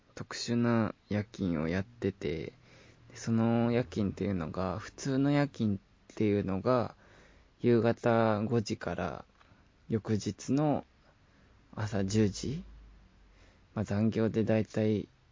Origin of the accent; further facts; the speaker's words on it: Shizuoka, Japan; moved away; 静岡、地元に帰ろう